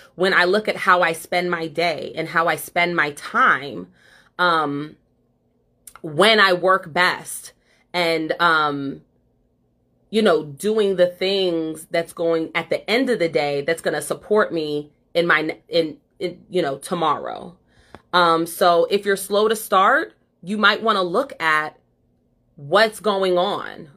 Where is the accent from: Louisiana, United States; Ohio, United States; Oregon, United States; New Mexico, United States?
Ohio, United States; moved away; I'm from Ohio